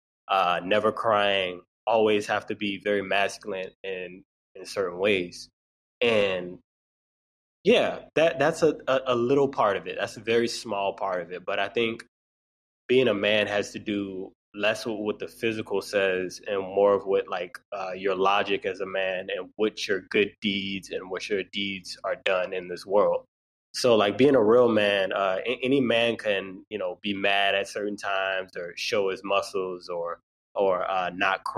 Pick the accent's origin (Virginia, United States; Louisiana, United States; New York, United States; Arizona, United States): Louisiana, United States; New Orleans; I'm from New Orleans